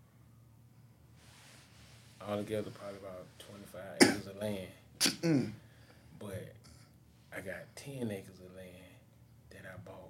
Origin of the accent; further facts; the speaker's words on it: Columbia, South Carolina, United States; I'm from Richland County